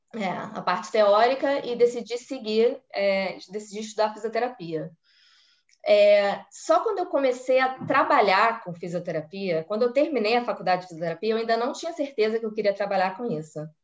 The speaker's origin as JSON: {"language": "Portuguese", "region": "Rio de Janeiro", "country": "Brazil", "tie": "born or raised there", "also_born_or_lived": "Copacabana", "moved": "as an adult", "lives_now": "Israel", "said": "morei a vida inteira na Tijuca, sou tijucana. Eu nasci, cresci, vivi e morei na Tijuca"}